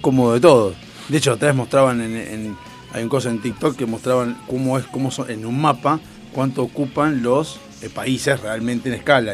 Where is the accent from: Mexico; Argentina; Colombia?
Argentina; somos argentinos